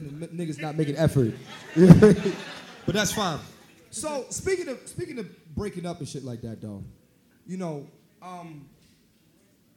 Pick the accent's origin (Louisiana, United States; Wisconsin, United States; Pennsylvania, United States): Pennsylvania, United States; Philadelphia; I'm born and raised in Philly